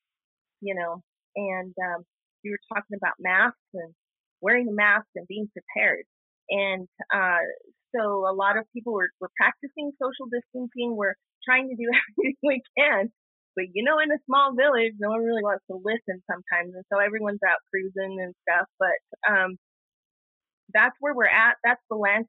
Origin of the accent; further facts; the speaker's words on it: Zuni, New Mexico, United States; I'm from Zuni, Hotshiwi, and Keshi.